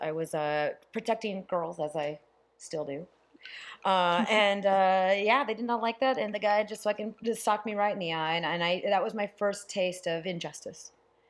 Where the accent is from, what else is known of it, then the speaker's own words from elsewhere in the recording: California, United States; I grew up in California.